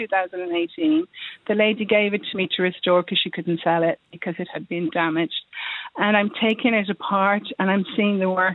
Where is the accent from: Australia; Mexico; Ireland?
Ireland; Dublin, Leinster; moved away as an adult; also born or lived in West Cork; now in Dunmanway, Ireland; I'm originally from Dublin, so I moved to West Cork about a year ago.